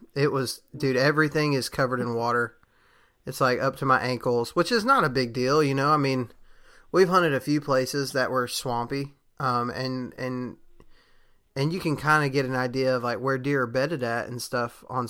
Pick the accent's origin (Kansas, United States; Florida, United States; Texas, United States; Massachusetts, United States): Texas, United States; which I'm from Texas, and that's a thing there.